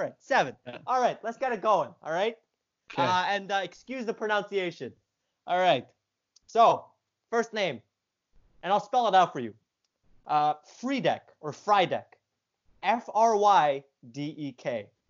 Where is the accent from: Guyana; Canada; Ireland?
Canada; as a Canadian